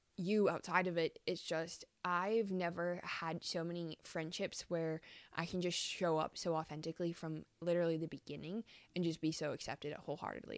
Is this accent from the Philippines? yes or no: no; Calgary, Alberta, Canada; moved away as an adult; also born or lived in Australia; been living back in my hometown of Calgary